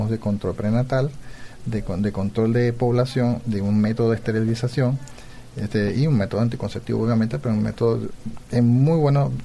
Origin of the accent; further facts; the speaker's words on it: Venezuela; moved away as an adult; now in Paraguay; soy de Venezuela.